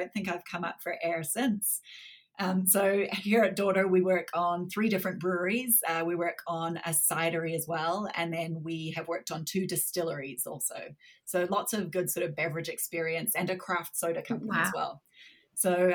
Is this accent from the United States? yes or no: no; New Zealand; accent: slightly strange accent; moved away as an adult; also born or lived in Canada; now in Calgary, Canada; I was born in Canada, but grew up in New Zealand, hence the slightly strange accent, but I've been back in Canada since 2010.